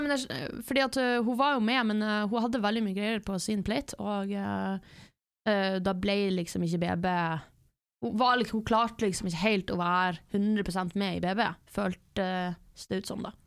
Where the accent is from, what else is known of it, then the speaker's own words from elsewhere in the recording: Norway; jeg er norsk